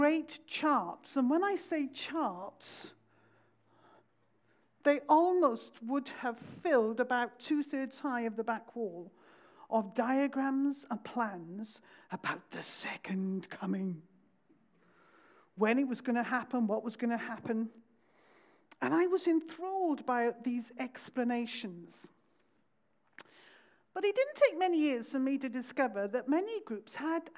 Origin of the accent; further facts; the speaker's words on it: Pontypridd, Wales, United Kingdom; I come from South Wales, around the valley, a little town called Pontypridd